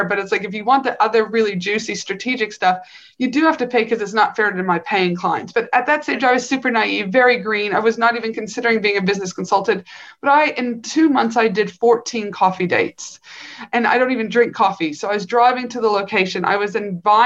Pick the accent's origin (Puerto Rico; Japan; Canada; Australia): Canada; also born or lived in North Carolina; I'm from Canada, I was a clinician in North Carolina for a couple